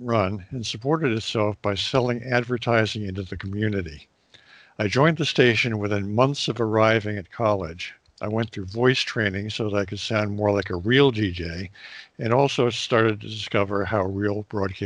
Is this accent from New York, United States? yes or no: yes; New York City, New York, United States; also born or lived in Princeton; I grew up in the New York City area.